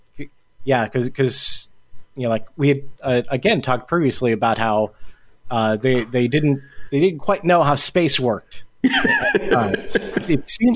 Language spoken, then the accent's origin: English; Chicago, Illinois, United States; also born or lived in Alabama; now in Chicago, United States; I actually got an apartment that was about 4 or 5 miles from where I grew up when I was here